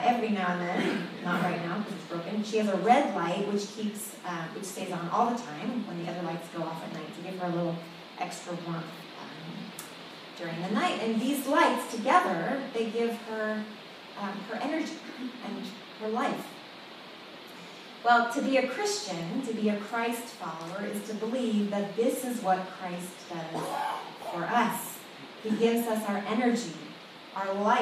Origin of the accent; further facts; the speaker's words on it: Sunnyvale, California, United States; I was growing up in Sunnyvale at the time